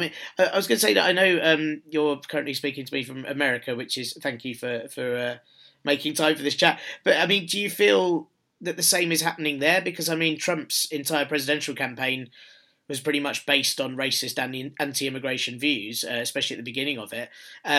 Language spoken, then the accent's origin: English; London, United Kingdom; I'm from North London, I've always grown up in a very multicultural environment